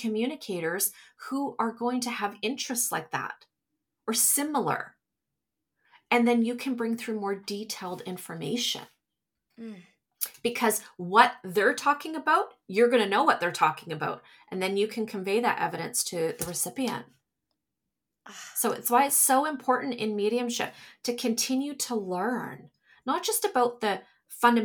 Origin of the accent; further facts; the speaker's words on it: Canada; I'm from Canada. So we're from Canada.